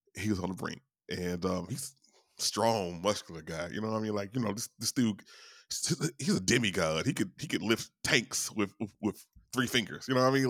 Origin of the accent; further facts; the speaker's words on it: Louisiana, United States; I'm from Louisiana